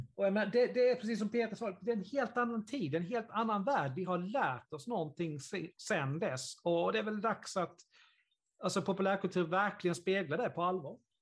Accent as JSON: {"language": "Swedish", "country": "Sweden", "said": "i Karlsson, där jag kommer ifrån"}